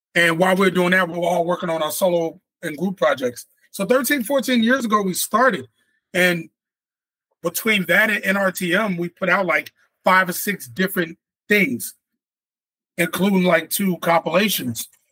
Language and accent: English; Chicago, Illinois, United States; born or raised there; moved away